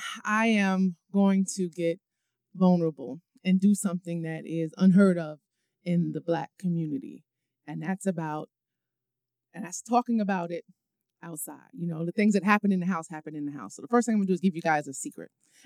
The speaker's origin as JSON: {"language": "English", "town": "New York City", "region": "New York", "country": "United States", "tie": "born or raised there", "also_born_or_lived": "College Park, Maryland", "moved": "as an adult", "said": "I'm a New Yorker, so I gotta stay fly."}